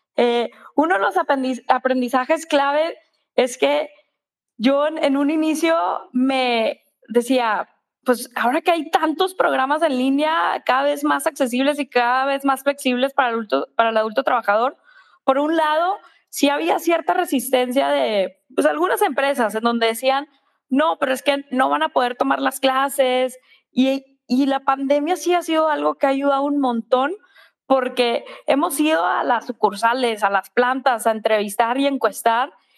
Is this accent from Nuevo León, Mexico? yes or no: yes; Monterrey, Nuevo León, Mexico; soy de Monterrey